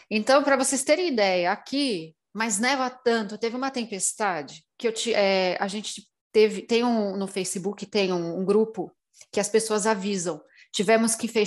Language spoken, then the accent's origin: Portuguese; Brazil; É, eu cresci no meio do mato no Brasil. Então, para mim, eu sempre fui muito mais da natureza, da magia natural